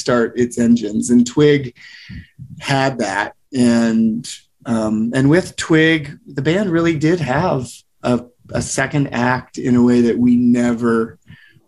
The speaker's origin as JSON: {"language": "English", "town": "Ames", "region": "Iowa", "country": "United States", "tie": "born or raised there", "also_born_or_lived": "California", "moved": "yes", "said": "I'm from Ames, Iowa."}